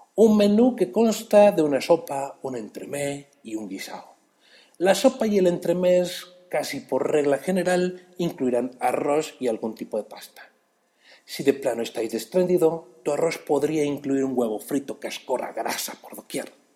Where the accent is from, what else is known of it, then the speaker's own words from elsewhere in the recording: Mexico City, Mexico; Esto es otro chilango sin chamba y yo soy ese chilango